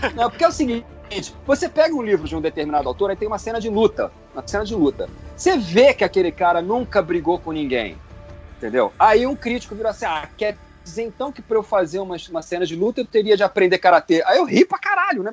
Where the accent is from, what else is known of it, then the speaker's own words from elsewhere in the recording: Rio de Janeiro, Brazil; Eu, como carioca emérito